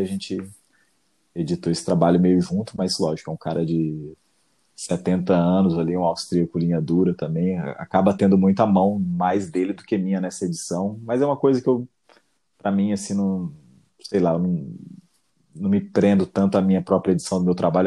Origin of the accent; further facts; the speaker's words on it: Cássia, Brazil; moved away; also born or lived in São Paulo; Cássia, que é minha cidade natal, São Paulo